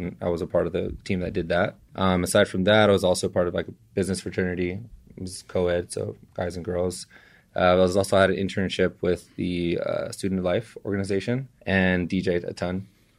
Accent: East Los Angeles, California, United States; now in San Francisco, United States; I am from East LA. I was born and raised. We were just talking about this throughout Southern California. So I've lived everywhere in Southgate.

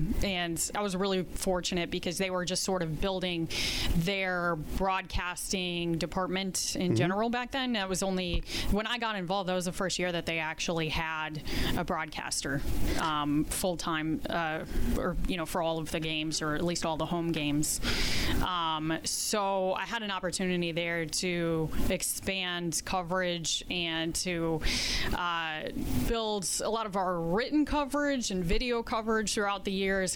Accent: Florida, United States; moved away; I was from Florida, so Tampa Bay Rays

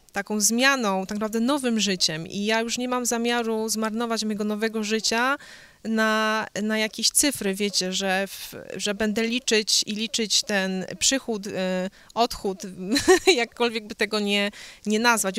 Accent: Poland; moved away; ja jestem Polką. Ja urodziłam się w Polsce, e, wychowałam się

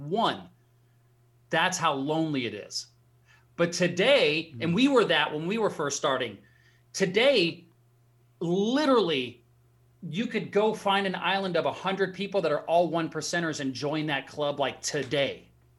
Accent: Alaska, United States; So I grew up in Alaska. My dad was in the Army, grew up in a very small town in Alaska.

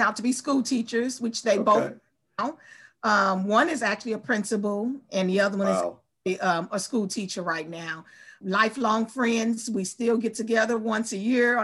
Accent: St. Louis, Missouri, United States; also born or lived in Cape Girardeau; I was born and raised in St. Louis, lived here all my life, never lived outside of St. Louis, except for college

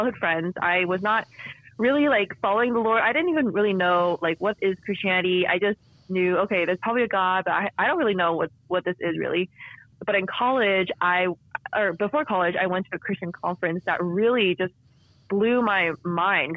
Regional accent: San Francisco Bay Area, California, United States; I was born in California in the San Francisco Bay Area, where I actually still live today with my husband

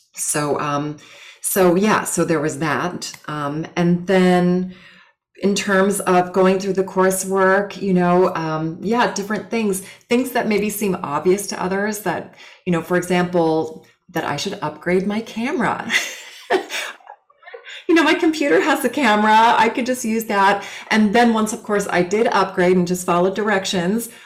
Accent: Los Angeles, California, United States; I grew up in California LA, um, really cool like beach surfer town

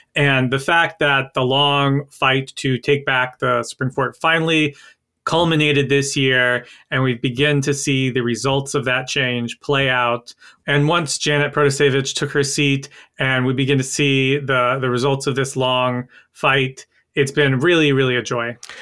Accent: North Carolina, United States; my home state of North Carolina

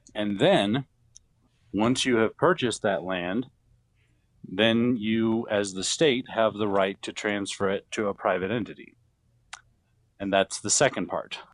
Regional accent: Wyoming, United States; moved away as an adult; also born or lived in Tallahassee, Florida; I was raised in Wyoming

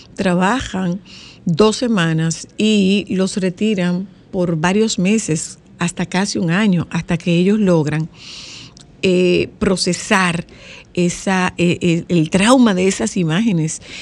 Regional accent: Nagua, María Trinidad Sánchez, Dominican Republic; yo hablo de mi pueblo particularmente. Nosotros estamos, Nagua está adentro del agua

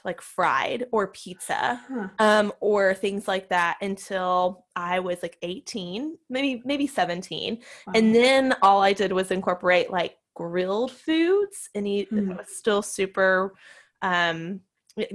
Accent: Nashville, Tennessee, United States; I grew up in Nashville, and I still live in Nashville, Tennessee

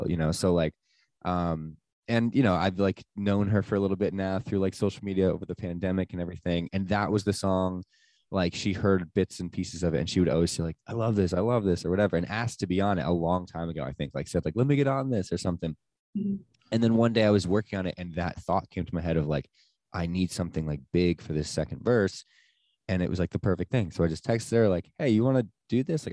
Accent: Sparta, New Jersey, United States; also born or lived in Asbury Park, New Jersey; I grew up technically in Sparta, which is like North Jersey

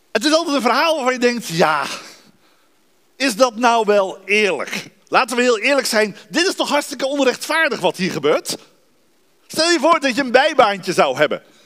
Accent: Dordrecht, South Holland, Netherlands; moved away as an adult; also born or lived in Rotterdam / Arnhem; now in Hoogeveen, Netherlands; Ik ben geboren en getogen in de stad van de Reformatie, Dordrecht

